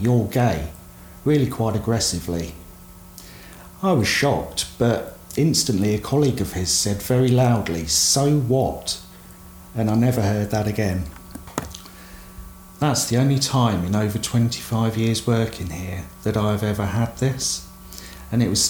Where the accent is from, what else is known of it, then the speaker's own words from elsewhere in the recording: South of England, United Kingdom; accent: southern; moved away as an adult; also born or lived in Derby; Being from down south, my accent was picked up on straight away